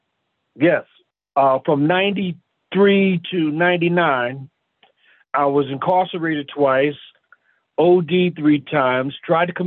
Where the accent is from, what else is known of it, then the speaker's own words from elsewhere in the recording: Philadelphia, Pennsylvania, United States; now in Roseville, United States; I'm originally from Philadelphia, and I was born in the church